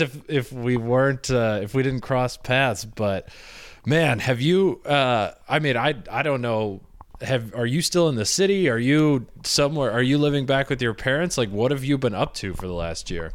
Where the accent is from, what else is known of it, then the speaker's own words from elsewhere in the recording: Michigan, United States; I'm from Michigan.